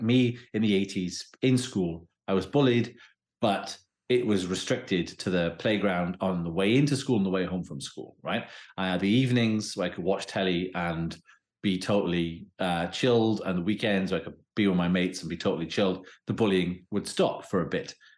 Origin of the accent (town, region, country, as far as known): Wales, United Kingdom